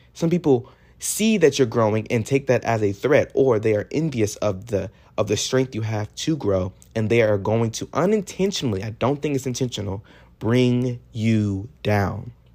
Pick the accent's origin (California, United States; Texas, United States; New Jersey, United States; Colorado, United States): Texas, United States; I'm from Texas